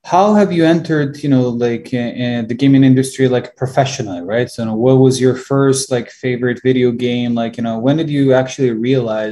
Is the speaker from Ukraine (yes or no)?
yes; Ukraine; moved away; I'm originally from Ukraine